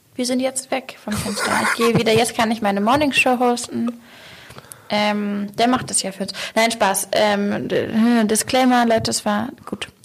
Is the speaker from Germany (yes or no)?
yes; Hamburg, Germany; ich spreche ja schon ja als Hamburgerin